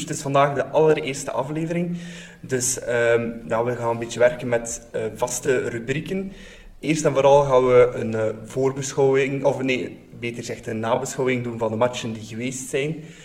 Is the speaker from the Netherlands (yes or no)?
no; Bruges, Flanders, Belgium; Ik ben zelf ook van Brugge